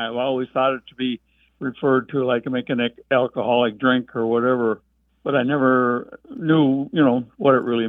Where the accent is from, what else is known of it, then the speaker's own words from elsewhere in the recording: International Falls, Minnesota, United States; now in Minneapolis, United States; Hello, this is … from Minneapolis. I'm originally from International Falls